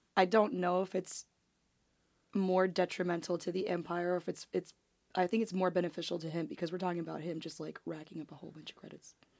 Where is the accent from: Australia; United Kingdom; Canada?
Canada; moved away as an adult; now in Nashville, United States; I am Canadian, and I moved to Nashville five years ago.